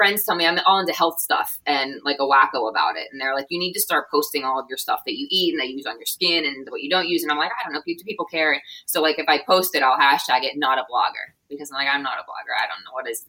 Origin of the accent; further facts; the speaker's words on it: Pittsburgh, Pennsylvania, United States; also born or lived in Cincinnati; So I was born and raised in Pittsburgh.